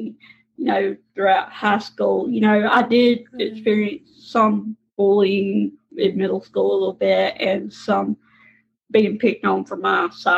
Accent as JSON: {"language": "English", "region": "Mississippi", "country": "United States", "accent": "Southern", "said": "I am from Mississippi, as you can tell from my Southern accent."}